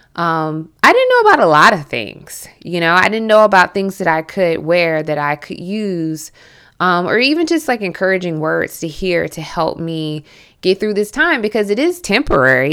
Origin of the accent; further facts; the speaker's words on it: Milledgeville, Georgia, United States; accent: southern; moved away; I am from Central Georgia, Millet Hill, Georgia, and I was raised kind of like in Southern culture.